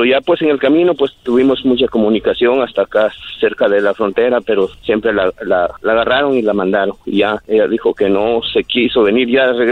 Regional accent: Honduras; Sí, yo también soy de Honduras.

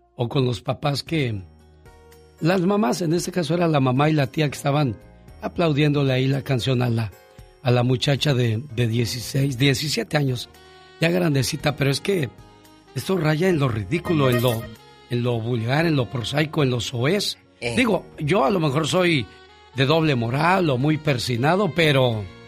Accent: Namiquipa, Chihuahua, Mexico; moved away; un día salí de Namiquipa, Chihuahua. Pero Namiquipa, Chihuahua nunca salió de mí.

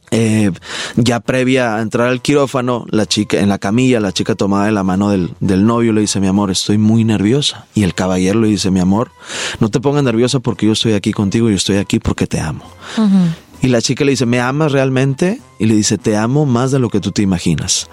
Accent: Monterrey, Nuevo León, Mexico; Soy de Monterrey, Nuevo León, regio y codo por nacimiento

